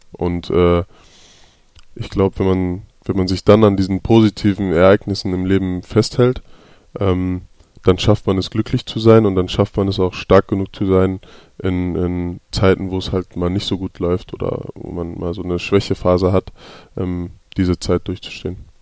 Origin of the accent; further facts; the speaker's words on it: Hamburg, Germany; moved away as an adult; ich bin auf jeden Fall ein Hamburger Jung. Äh, ich bin da geboren, bin da aufgewachsen